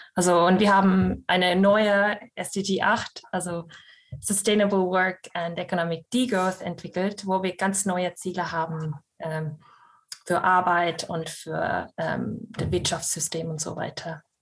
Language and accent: German; Scotland, United Kingdom; German is a second language; also born or lived in Estonia / Vienna, Austria; now in Münster, Germany; ich gebürtige Estin bin und in Schottland aufgewachsen